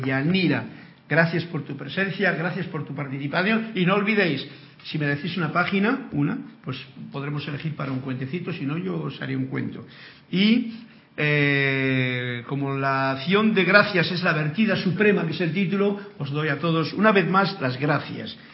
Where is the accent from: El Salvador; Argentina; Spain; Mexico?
Spain; moved away; que es España y que es mi tierra personalmente